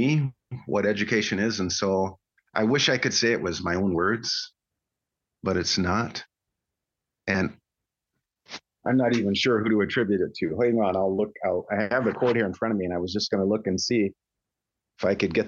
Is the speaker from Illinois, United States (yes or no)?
yes; Chicago, Illinois, United States; moved away; I grew up in the Midwest. My grandfather relocated to Chicago in the 1930s. And so I grew up there